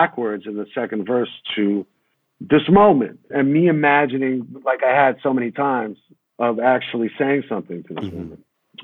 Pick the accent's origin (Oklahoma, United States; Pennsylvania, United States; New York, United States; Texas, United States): New York, United States; New York City